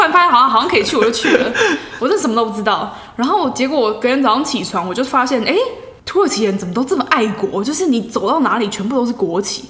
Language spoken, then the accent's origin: Chinese; Taiwan; I'm from Taiwan